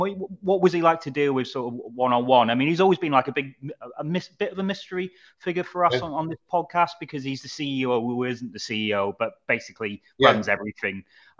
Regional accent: Wrexham, Wales, United Kingdom; moved away as an adult; I moved out of Wrexham when I was 18, and I haven't really moved back. But moving away makes me love the place more.

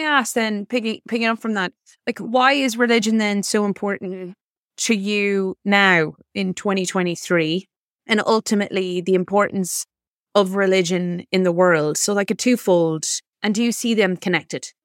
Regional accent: South Mayo, Connacht, Ireland; also born or lived in Boston, Massachusetts; I was born in Boston, Massachusetts, and moved to Ireland when I was, uh, seven to the small community

